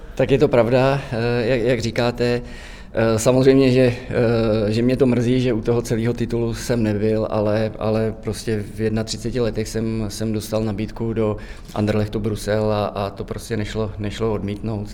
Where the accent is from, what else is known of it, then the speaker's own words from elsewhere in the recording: Divišov, Central Bohemian Region, Czechia; pocházím tady z Divišova, padesát kilometrů od Prahy